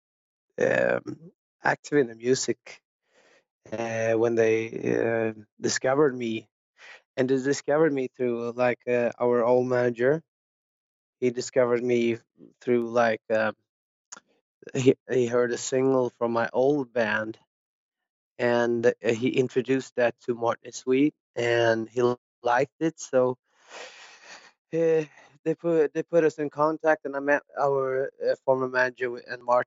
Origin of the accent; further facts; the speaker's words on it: Ingarö, Stockholm County, Sweden; I grew up like outside of Stockholm on the countryside in a little place called Ingarö